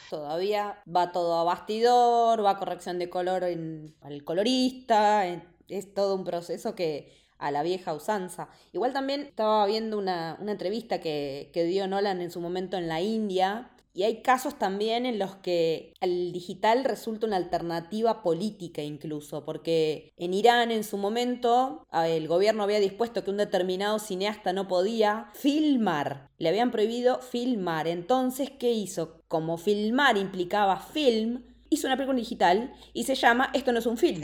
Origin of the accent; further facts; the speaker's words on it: La Plata, Buenos Aires Province, Argentina; yo soy de La Plata